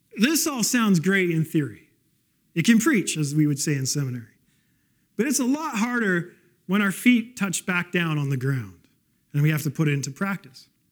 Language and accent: English; West Coast, Canada; moved away; I grew up on the West Coast